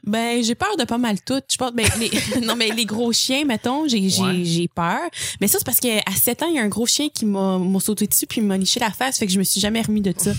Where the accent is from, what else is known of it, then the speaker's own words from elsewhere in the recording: El Salvador; moved away; je viens du Salvador.